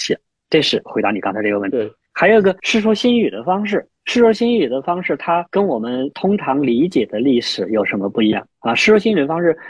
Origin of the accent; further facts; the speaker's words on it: China; 这是我们中国人的特长。